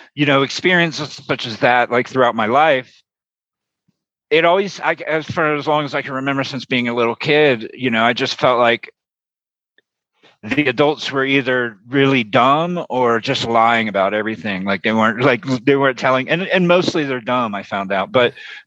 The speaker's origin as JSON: {"language": "English", "region": "Florida", "country": "United States", "tie": "born or raised there", "said": "when I was very young, I grew up in Florida"}